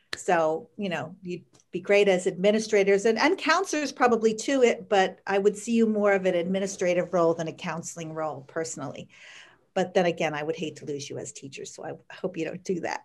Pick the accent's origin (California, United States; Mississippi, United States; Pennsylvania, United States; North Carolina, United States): Pennsylvania, United States; Bethlehem; And I grew up in Bethlehem, and I went to Freedom High School